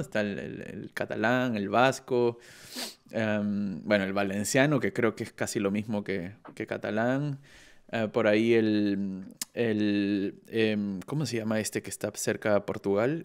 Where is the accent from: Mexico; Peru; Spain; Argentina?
Peru; now in Germany; yo, yo soy de Perú y vivo en, Alemania